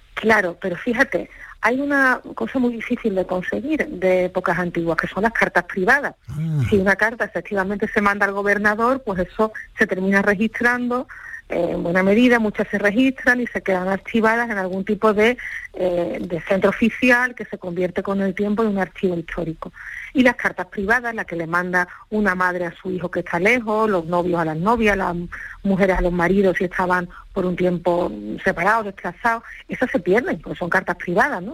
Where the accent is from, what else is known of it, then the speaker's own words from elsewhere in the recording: Andalusia, Spain; mucho del perfil que hoy tenemos como andaluces